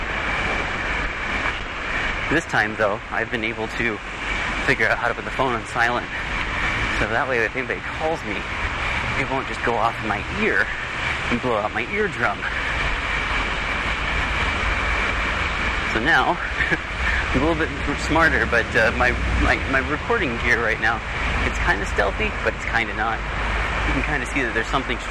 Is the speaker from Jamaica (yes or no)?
no; Iowa, United States; moved away as an adult; now in Vancouver, Canada; I was a broadcast engineer back in my home state of Iowa.